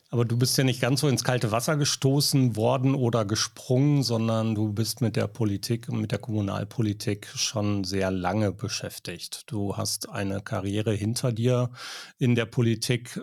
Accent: Schlangen, North Rhine-Westphalia, Germany; Ich komme aus Schlangen, das ist auch eine Gemeinde, drei Ortsteile, knapp 3000 Einwohner mehr

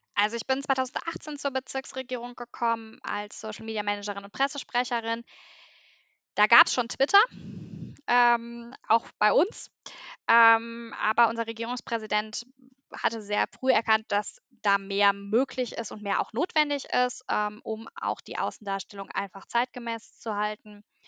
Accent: southern Sauerland, North Rhine-Westphalia, Germany; moved away as an adult; also born or lived in Bochum; ich komme äh, gebürtig aus dem südlichen Sauerland, äh, bin dann zum Studium nach Bochum gegangen

